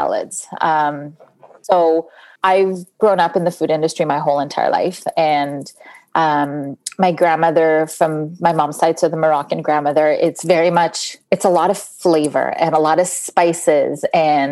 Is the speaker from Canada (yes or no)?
yes; Canada; first language Hebrew; English is a second language; I was born in Canada, so I'm first generation Canadian.